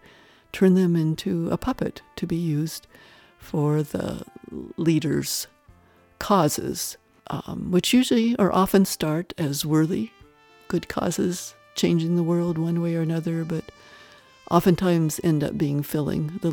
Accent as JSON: {"language": "English", "region": "Wyoming", "country": "United States", "tie": "born or raised there", "also_born_or_lived": "Arizona", "moved": "yes", "said": "I grew up in a small Wyoming town"}